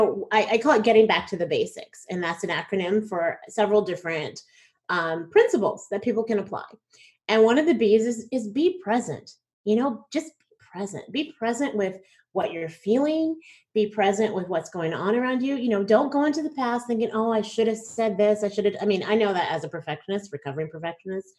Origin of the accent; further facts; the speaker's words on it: Plano, Texas, United States; I'm from Plano, Texas